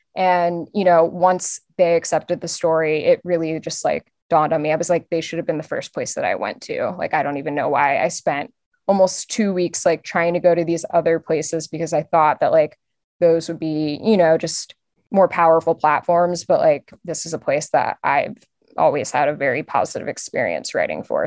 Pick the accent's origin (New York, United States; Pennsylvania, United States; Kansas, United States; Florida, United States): Pennsylvania, United States; outside of Philadelphia; I grew up outside of Philly